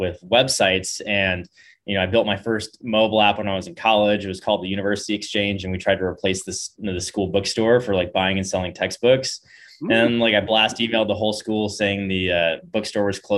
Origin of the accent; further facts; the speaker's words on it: Bay Area, California, United States; moved away; also born or lived in San Diego / Laguna Beach; I grew up in the Bay Area, you know, in the whole like epicenter of tech